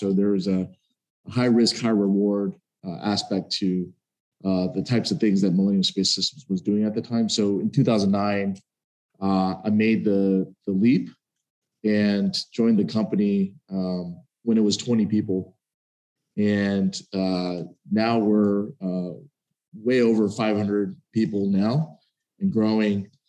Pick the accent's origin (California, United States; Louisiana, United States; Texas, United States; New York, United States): Texas, United States; Dallas; moved away; I grew up in Dallas, Texas